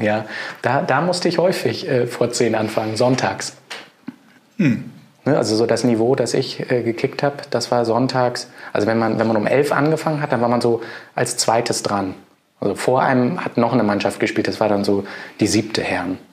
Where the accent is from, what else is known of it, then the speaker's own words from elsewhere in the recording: Hamburg, Germany; moved away; Ich bin ja auch Hamburger, geborener sogar, war zwischendrin zwar mal weg, aber bin jetzt auch wieder da.